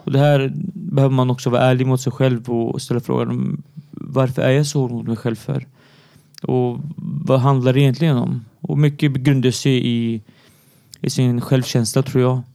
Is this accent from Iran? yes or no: no; Syria; now in Sweden; jag är syrian och är född i Syrien